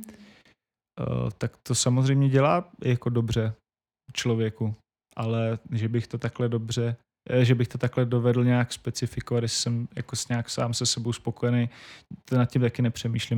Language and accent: Czech; Šumperk, Olomouc Region, Czechia; moved away as an adult; V, v mém rodném městě tři, tři rodáci z toho města Šumperka děláme Majales